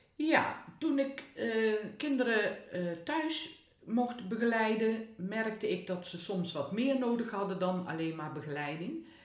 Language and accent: Dutch; Hedel, Gelderland, Netherlands; Waar ik vandaan kom.